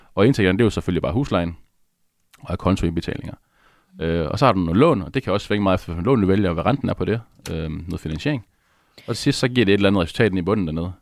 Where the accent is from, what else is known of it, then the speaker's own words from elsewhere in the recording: Aalborg, North Denmark Region, Denmark; Jeg kommer op fra Aalborg